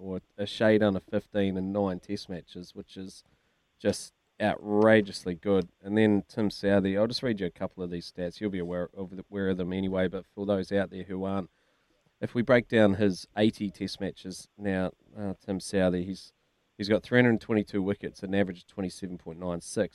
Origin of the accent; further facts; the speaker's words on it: New Zealand; Kiwi sports uh, cricket followers